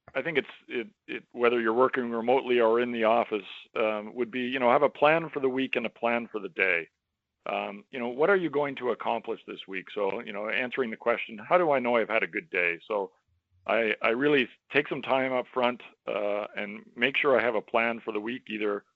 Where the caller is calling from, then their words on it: Toronto, Ontario, Canada; I am calling in from Toronto, Ontario, Canada.